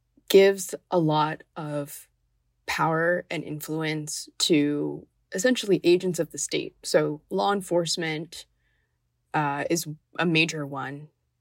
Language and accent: English; Miami, Florida, United States; growing up in Miami, I wasn't around in the 80s